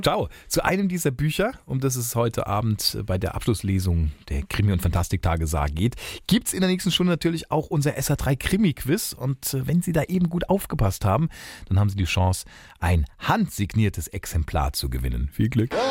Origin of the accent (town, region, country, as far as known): Homburg, Saarland, Germany